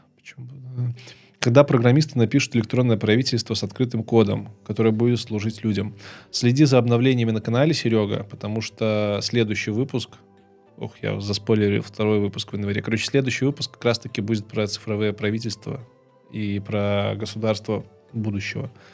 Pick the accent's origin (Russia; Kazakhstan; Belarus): Belarus; moved away as an adult; also born or lived in Kyiv; Я белорус, и я хочу записывать ролики на белорусском языке